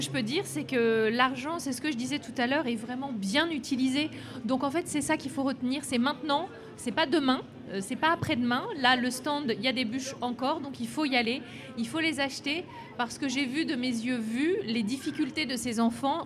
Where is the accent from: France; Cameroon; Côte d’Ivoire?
France; Lyon, Auvergne-Rhône-Alpes; Mais vraiment, je suis lyonnaise